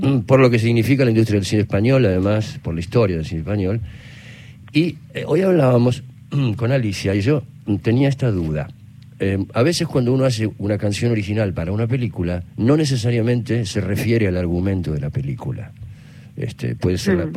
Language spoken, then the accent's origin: Spanish; Argentina; also born or lived in Madrid, Spain / Cádiz, Spain; nosotros, el grupo de músicos argentinos